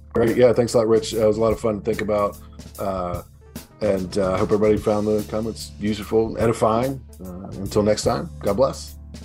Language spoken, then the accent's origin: English; United States; as an American, as a patriotic American